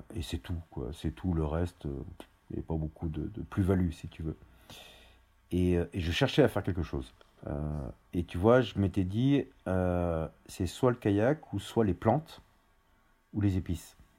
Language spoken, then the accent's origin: French; Auvergne-Rhône-Alpes, France; moved away; also born or lived in Paris; Je suis originaire d'Auvergne. Euh, et on a vécu euh, dans, j'ai vécu dans deux maisons, une dans le Puy-de-Dôme et une dans l'Allier